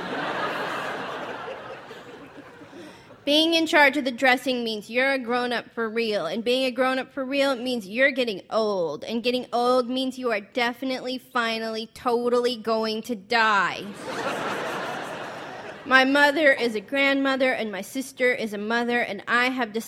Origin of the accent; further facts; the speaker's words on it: United States; also born or lived in Oklahoma / Montana; now in New York, United States; we Americans